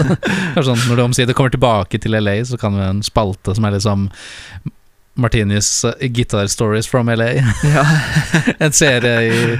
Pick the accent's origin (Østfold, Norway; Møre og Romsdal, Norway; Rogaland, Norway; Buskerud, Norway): Buskerud, Norway; Lier; nå etter at jeg flytta hjem til eh, Lier igjen